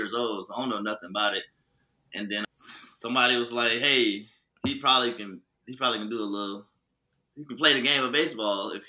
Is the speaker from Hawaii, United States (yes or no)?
no; Winter Haven, Florida, United States; also born or lived in Orlando, Florida / Haines City, Florida; I'm from Winter Haven, Florida, the old spring training of the Cleveland Indians